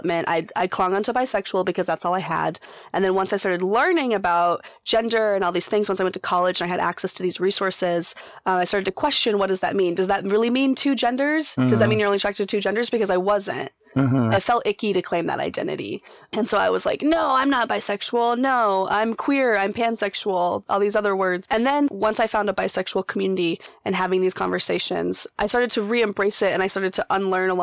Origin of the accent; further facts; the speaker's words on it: Colorado, United States; now in Portland, United States; I'm originally from Colorado